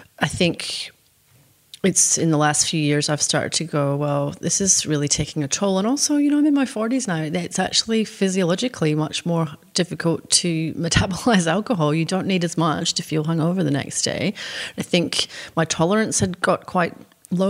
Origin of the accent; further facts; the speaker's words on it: Scotland, United Kingdom; now in Australia; the culture that I grew up in Scotland and also in Australia